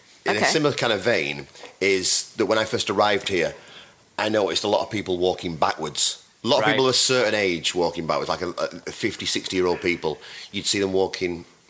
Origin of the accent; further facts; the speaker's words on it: United Kingdom; Well, we're British.